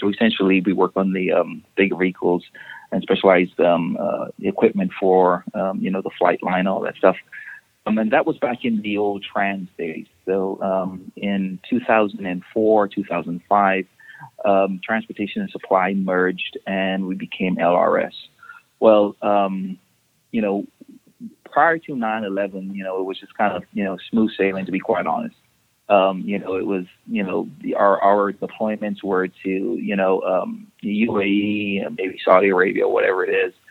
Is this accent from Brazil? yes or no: no; Dominica; now in United States; I am originally from the Caribbean. I'm from Dominica, not to be confused with Dominican Republic. And I came up to the United States in 1999